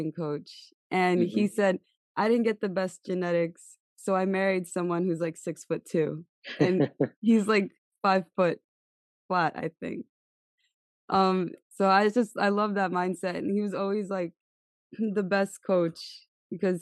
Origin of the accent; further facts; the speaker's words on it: New York City, New York, United States; I'm from Staten Island